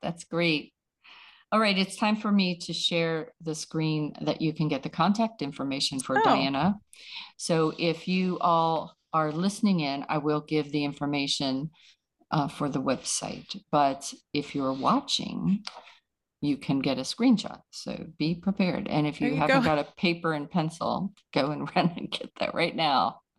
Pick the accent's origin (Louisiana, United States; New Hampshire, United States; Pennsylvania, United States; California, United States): Pennsylvania, United States; Pittsburgh; And I'm also originally from Pittsburgh